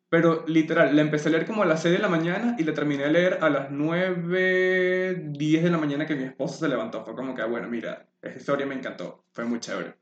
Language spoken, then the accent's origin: Spanish; Maturín, Monagas, Venezuela; moved away; cuando yo me fui de Maturín